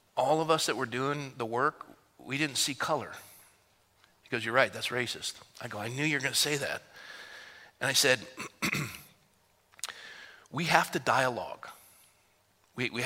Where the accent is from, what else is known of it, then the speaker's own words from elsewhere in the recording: California, United States; also born or lived in Fresno; I'm from California